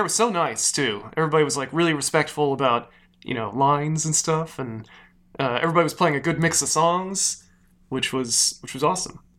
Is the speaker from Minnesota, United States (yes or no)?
no; Phoenix, Arizona, United States; moved away; Phoenix, which is my hometown